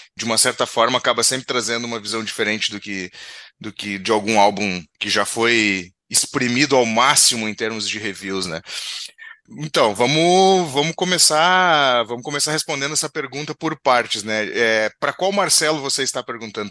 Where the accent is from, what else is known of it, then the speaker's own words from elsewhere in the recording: Rio Grande do Sul, Brazil; aqui do Rio Grande do Sul